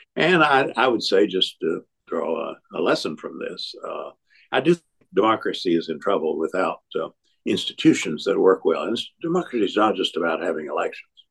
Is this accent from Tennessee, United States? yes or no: yes; Tennessee, United States; moved away as an adult; also born or lived in North Carolina; I had early on been involved in my home state of Tennessee